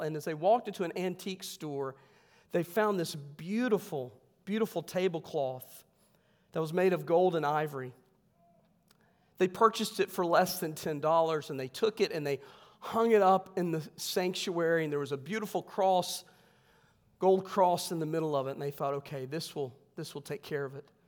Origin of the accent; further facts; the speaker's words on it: West Virginia, United States; I'm from West Virginia.